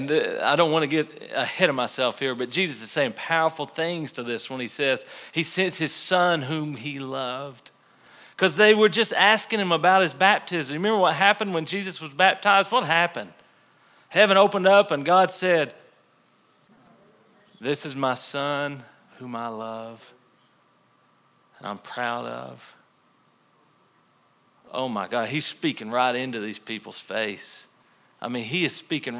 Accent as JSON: {"language": "English", "region": "the Bible Belt", "country": "United States", "tie": "born or raised there", "said": "We grew up in the Bible Belt, most of us."}